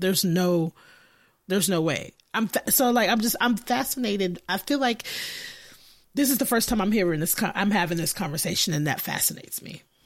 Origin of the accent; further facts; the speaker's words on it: Austin, Texas, United States; I'm from Austin